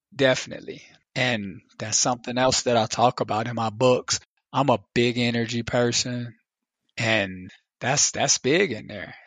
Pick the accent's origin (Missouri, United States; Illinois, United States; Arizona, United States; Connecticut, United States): Illinois, United States; Chicago; me growing up in Chicago